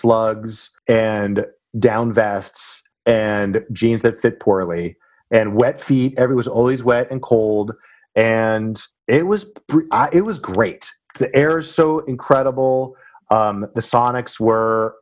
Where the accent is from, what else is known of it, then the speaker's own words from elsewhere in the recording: Mercer Island, Washington, United States; moved away; also born or lived in New York / Los Angeles; I'm from the next town over